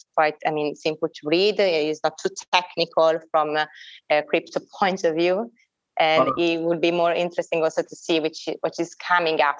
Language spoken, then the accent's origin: English; Milan, Lombardy, Italy; Milan, this is my hometown